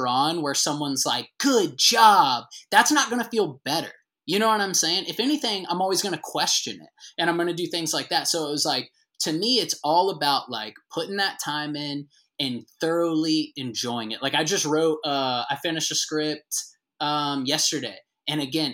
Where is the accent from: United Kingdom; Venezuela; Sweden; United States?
United States; the South; moved away as an adult; also born or lived in Atlanta; I kind of moved back to like my hometown during COVID, because for better or worse, as we know in the South, the small towns kind of just kept existing.